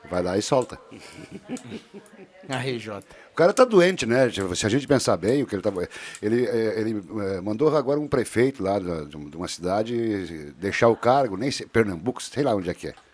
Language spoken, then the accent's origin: Portuguese; Netherlands; born there; Você sabia que eu sou holandês de nascimento?